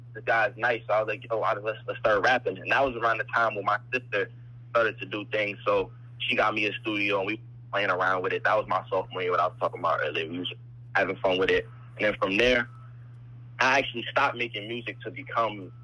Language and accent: English; New Jersey, United States; also born or lived in Boston; Soon as I was being born, I grew up in Jersey. We moved to Jersey